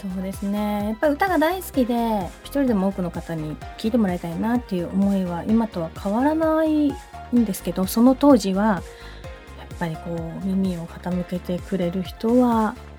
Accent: Ishigaki, Okinawa, Japan; 私のふるさと石垣島

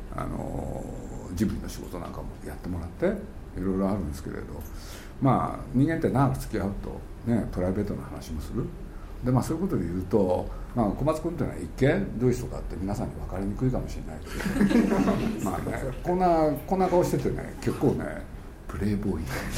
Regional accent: Japan; 我々日本人

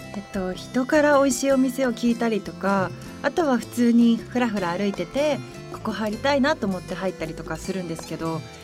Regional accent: Yamagata, Japan; 山形出身なんですけど山形って意外にラーメン激戦区なんですよ

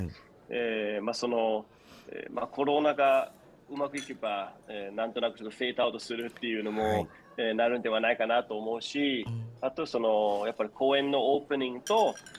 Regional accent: Denmark; now in Japan; 子供の時、えー、デンマークで育ってきて

